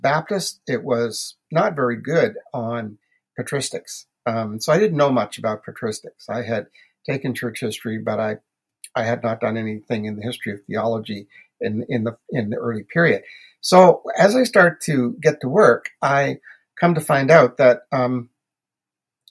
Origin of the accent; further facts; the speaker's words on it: New Brunswick, Canada; moved away as an adult; also born or lived in Prince Edward Island / Toronto, Ontario; now in Ontario, Canada; I was brought up in New Brunswick, Canada